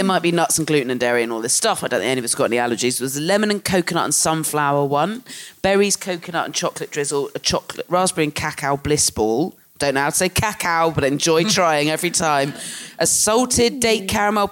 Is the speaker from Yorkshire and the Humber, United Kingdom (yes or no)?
no; Jurassic Coast, South West England, United Kingdom; I grew up on the Jurassic Coast